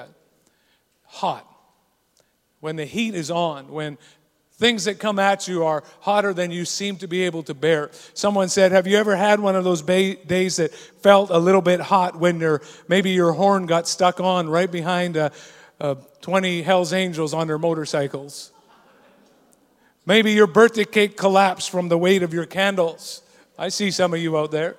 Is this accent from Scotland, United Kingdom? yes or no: yes; Scotland, United Kingdom; I'm Scottish